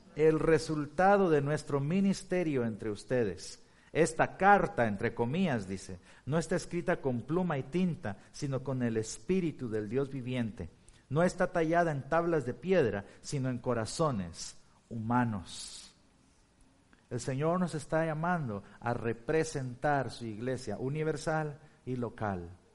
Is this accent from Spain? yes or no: no; Guatemala; also born or lived in Turkey / Chicago; now in Blue Island, United States; en Guatemala, en mi país